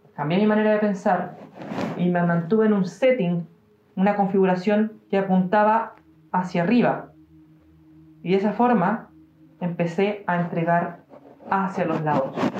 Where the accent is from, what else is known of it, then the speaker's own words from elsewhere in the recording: Chile; accent: Chilean; Y yo sigo siendo chileno, porque yo nací en Chile y estoy condenado a morir chileno porque nací en Chile